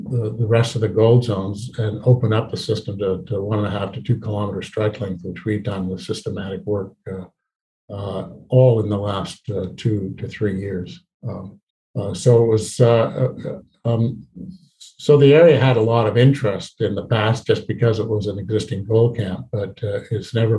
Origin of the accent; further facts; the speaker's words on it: Canada; also born or lived in British Columbia; we as Canadian explorers